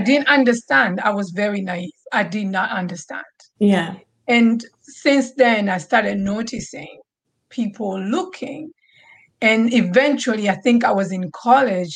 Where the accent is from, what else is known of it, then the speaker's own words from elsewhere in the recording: Tanzania; moved away; growing up in Tanzania